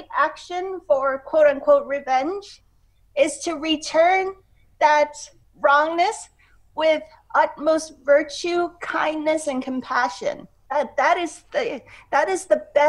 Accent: Hong Kong; I grew up in Hong Kong.

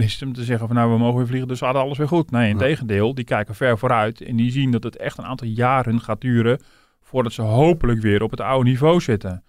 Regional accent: Netherlands; we als Nederlanders

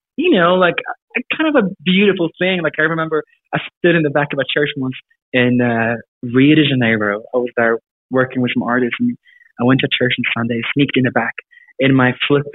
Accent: South Africa; also born or lived in Sweden; Yeah, sure. So I grew up in Sweden and Africa, of all places.

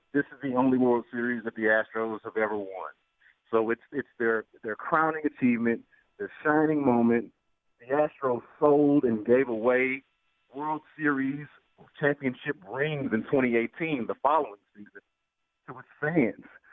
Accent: Houston, Texas, United States; I'm from Houston, born and raised

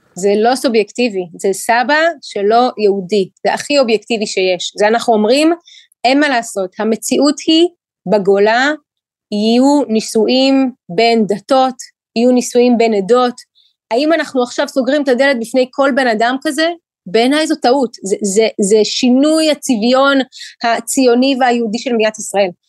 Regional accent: Ukraine; now in Israel; ילידת אוקראינה. כשאני עליתי לארץ בשנת 91, זה היה אחרי אה, שהמדינה שבה גדלתי ונולדתי

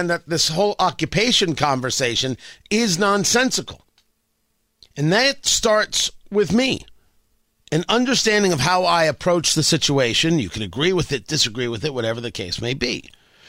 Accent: United States; I'm an American, not Israeli

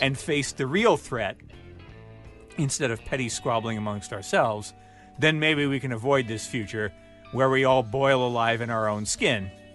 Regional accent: Michigan, United States; we're all from Michigan.

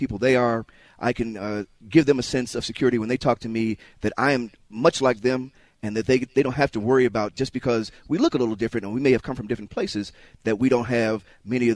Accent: Chicago, Illinois, United States; I grew up in Chicago, on the south side of Chicago.

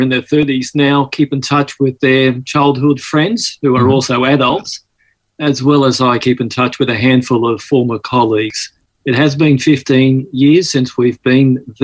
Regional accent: Sydney, New South Wales, Australia; accent: Aussie; also born or lived in Malta / Mykolaiv, Ukraine; as we grew up here on the East Coast, Australia

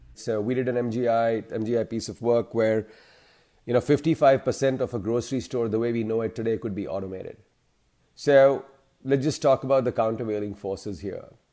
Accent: India; now in Chicago, United States; I'm originally from India, but have, uh, made my professional home in the U S.

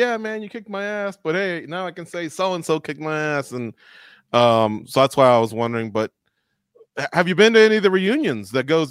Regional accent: Southern California, United States; as you know, we're from Southern California.

